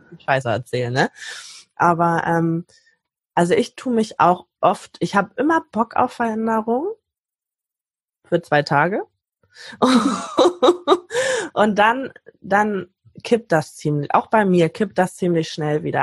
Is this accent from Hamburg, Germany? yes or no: yes; Hamburg, Germany; ich komme aus Hamburg